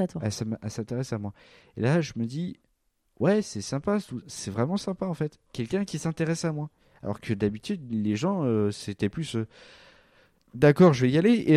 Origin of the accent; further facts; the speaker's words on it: Val-d'Oise, Île-de-France, France; J'ai grandi dans le Val d'Oise.